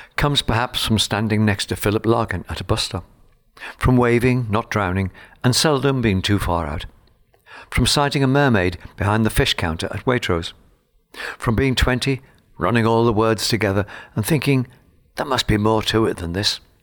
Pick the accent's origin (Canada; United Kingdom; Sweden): United Kingdom; Liverpool, North West England; my childhood in Liverpool was rather bleak